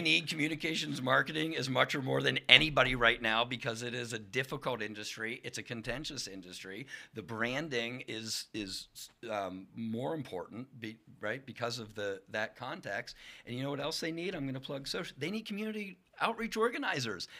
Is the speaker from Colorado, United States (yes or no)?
no; Lock Haven, Pennsylvania, United States; I'm from Lock Haven